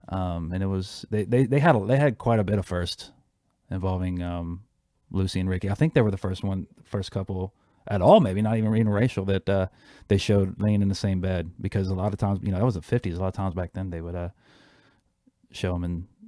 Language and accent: English; Havana, Cuba; You know, because I'm always talking about Havana and just growing up in Cuba.